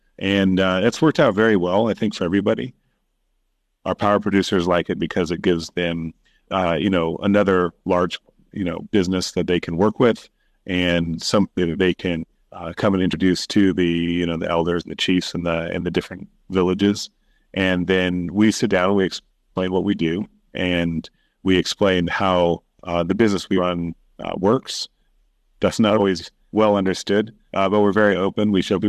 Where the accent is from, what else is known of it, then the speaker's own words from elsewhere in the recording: Sudan; now in Kenya; Yeah, I grew up in Sudan and Kenya and went to the U.S. for university, came back to Kenya to start building different tech companies.